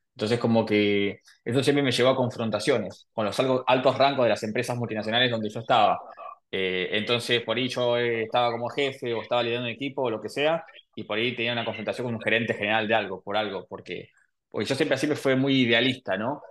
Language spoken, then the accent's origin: Spanish; Buenos Aires, Argentina; Nací en Argentina, en Buenos Aires.